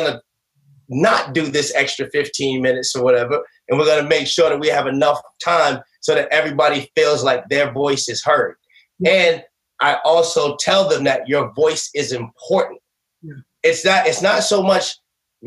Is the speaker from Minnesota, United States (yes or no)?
no; Boston, Massachusetts, United States; growing up in Boston